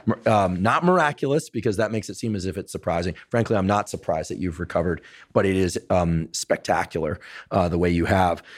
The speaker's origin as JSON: {"language": "English", "region": "Northern California", "country": "United States", "said": "I was from Northern California"}